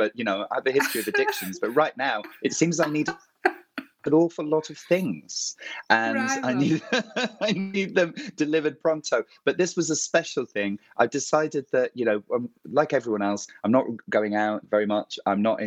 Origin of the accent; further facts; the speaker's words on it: Matlock, East Midlands, United Kingdom; I'm from Matlock